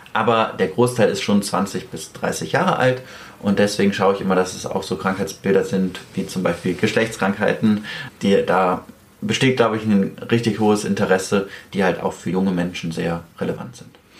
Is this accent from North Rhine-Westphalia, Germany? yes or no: yes; Cologne, North Rhine-Westphalia, Germany; Wir kommen ja beide aus Köln